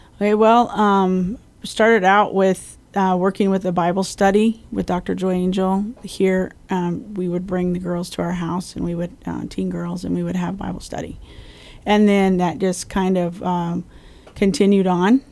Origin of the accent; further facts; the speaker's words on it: Colorado, United States; moved away as an adult; also born or lived in Springfield, Missouri; now in Guam; I grew up in Colorado